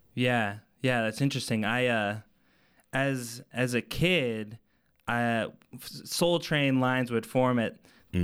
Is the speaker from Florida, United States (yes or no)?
no; Arvada, Colorado, United States; I grew up in Arvada